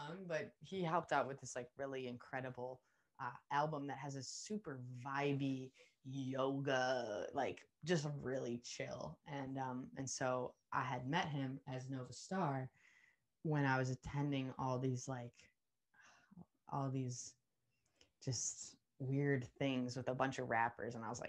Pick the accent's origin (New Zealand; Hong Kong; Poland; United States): New Zealand; I get even more convicted of the fact that I'm from New Zealand.